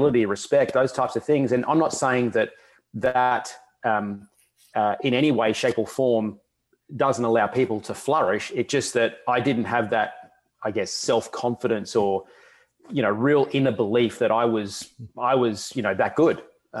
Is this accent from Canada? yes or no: no; Australia; growing up in Australia, we are a long way from, you know, the rest of the world in terms of the major competition. So travel was a huge feature.